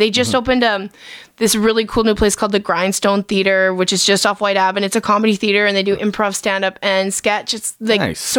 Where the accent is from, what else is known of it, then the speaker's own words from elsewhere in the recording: Edmonton, Alberta, Canada; also born or lived in Vancouver; I grew up in Edmonton.